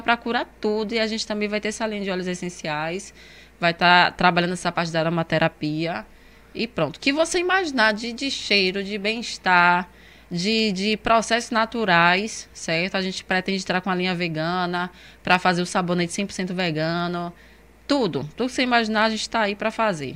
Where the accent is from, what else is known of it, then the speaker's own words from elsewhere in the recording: Northeast Region, Brazil; eu sou nordestina.